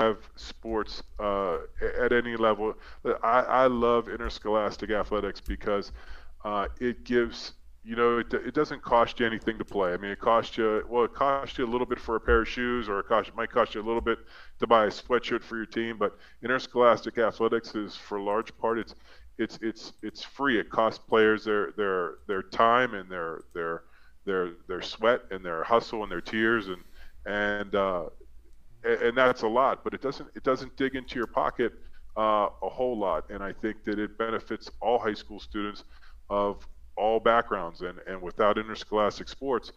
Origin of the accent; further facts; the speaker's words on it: Western Pennsylvania, United States; now in Delaware, United States; I grew up in Western PA where we had 4 levels of competition